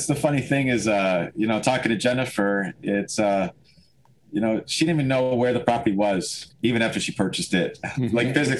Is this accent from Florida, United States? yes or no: no; West Seneca, New York, United States; also born or lived in Hamburg, New York; born and raised West Seneca. I live in Hamburg now.